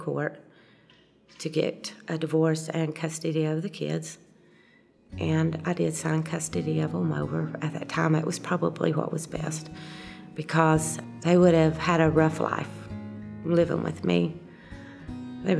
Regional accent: Southwest Virginia, United States; also born or lived in Kentucky; I was born in Kentucky, and when I was three, we moved to Southwest Virginia.

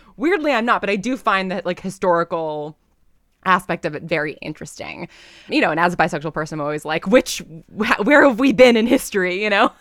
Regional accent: New York, United States; I'm from New York and my parents are like big Broadway people.

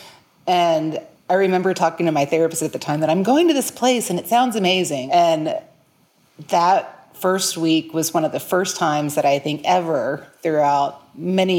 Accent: New Orleans, Louisiana, United States; moved away as an adult; now in Tulsa, United States; I was actually born and raised in New Orleans, but I've been in Tulsa, Oklahoma for the past almost 21 years

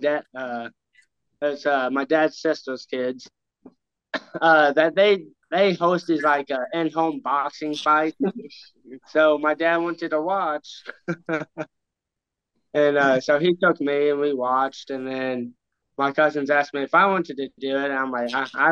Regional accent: Ironton, Missouri, United States; I went to Arcadia Valley in Ironton, Missouri for third grade to sophomore year.

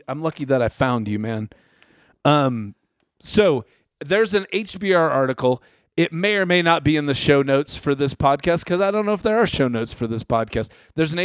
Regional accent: Utah, United States; we're from Utah

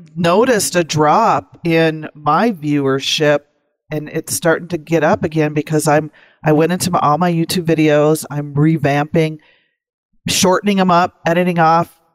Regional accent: North Dakota, United States; also born or lived in Maryland / DC area; now in Cheyenne, United States; growing up in North Dakota

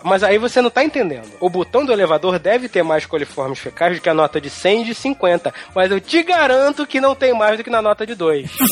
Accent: Brazil; Eu nasci no Brasil

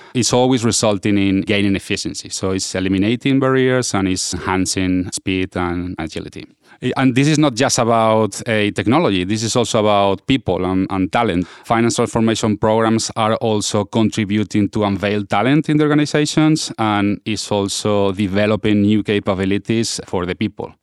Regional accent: Spain; now in Washington, D.C., United States; I'm from Spain, now based out of, eh, Washington, D C.

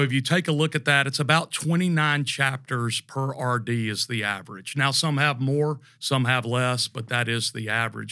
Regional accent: Tallahassee, Florida, United States; moved away as an adult; also born or lived in Charlotte, North Carolina; born and raised in Tallahassee, Florida

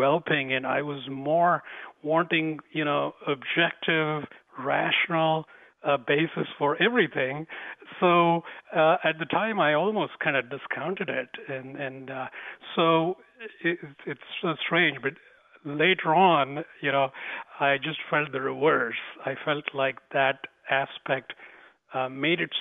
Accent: India; accent: Indian; moved away; I was born in India, grew up there. Most of my education was in India

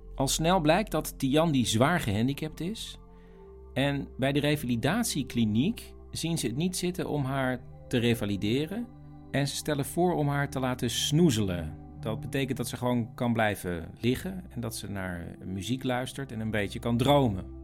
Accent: Netherlands; wij als Nederlanders

